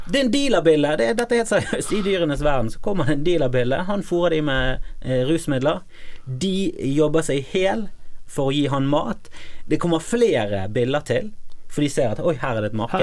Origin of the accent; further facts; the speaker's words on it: Bergen, Vestland, Norway; also born or lived in Voss; nå kommer både meg og deg fra Fana.